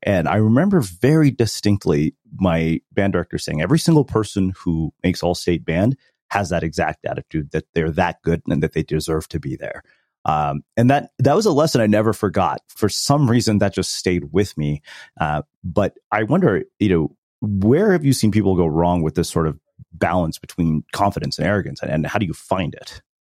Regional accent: Texas, United States; growing up in Texas

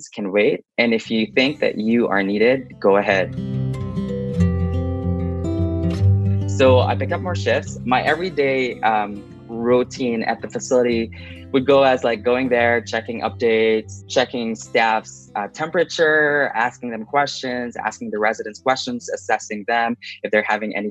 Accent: Philippines; now in Lethbridge, Canada; I am originally from the Philippines. I moved in Canada in 2012

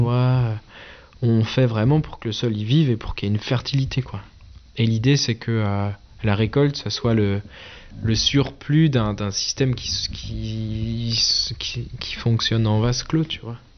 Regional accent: Eguisheim, Grand Est, France; on est une famille, on est là depuis la fin de la guerre de 30 ans

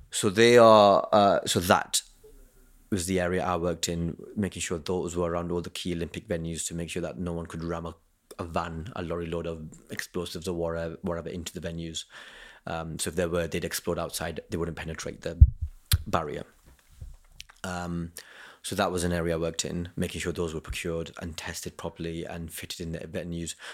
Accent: Kent, South East England, United Kingdom; I'm from Kent

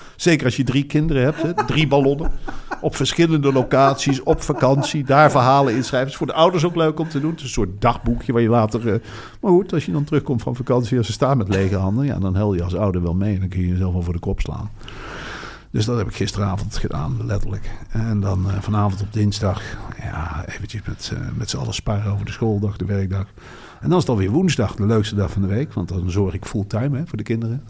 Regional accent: Netherlands; En wij komen uit de provincie

